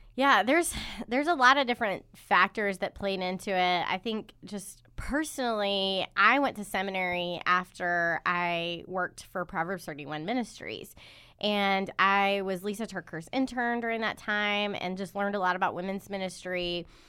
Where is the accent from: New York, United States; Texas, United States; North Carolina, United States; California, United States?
North Carolina, United States; Charlotte; now in Durham, United States; I'm originally from Charlotte, but I've lived in Durham